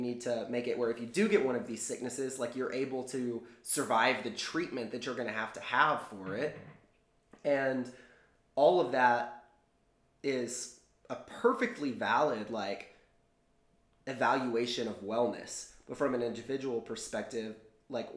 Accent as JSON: {"language": "English", "region": "Texas", "country": "United States", "tie": "born or raised there", "said": "growing up in Texas, like I did"}